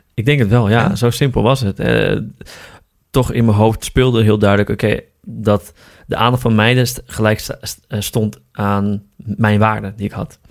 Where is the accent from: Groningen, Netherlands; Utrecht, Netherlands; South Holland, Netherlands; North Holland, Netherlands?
Groningen, Netherlands; Appingedam; moved away as an adult; now in Amsterdam, Netherlands; Ik kom uit Groningen oorspronkelijk. Uit een, uit een stadje slash dorpje. Appingedam.